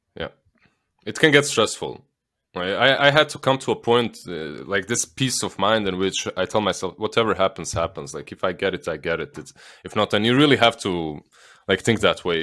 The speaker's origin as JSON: {"language": "English", "country": "Bosnia & Herzegovina", "tie": "born or raised there", "accent": "Slavic", "moved": "as an adult", "said": "I'm from Bosnia. I lived there, like, until I was, uh, un, until I pretty much started doing this"}